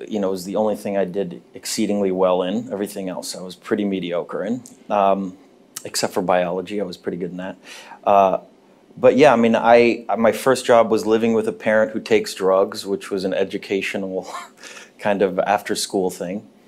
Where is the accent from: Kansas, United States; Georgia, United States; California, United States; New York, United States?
California, United States; Los Angeles; I was born in Cedar Sinai, which is now the Scientology Center, the old one on Sunset Boulevard. And I grew up on Hollywood and Western